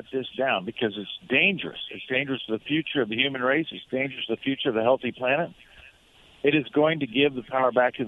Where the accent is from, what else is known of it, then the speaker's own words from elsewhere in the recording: Nebraska, United States; my home state of Nebraska